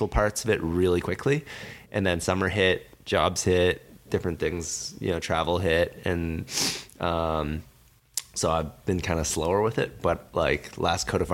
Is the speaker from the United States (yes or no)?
no; Canada; We're all Canadian citizens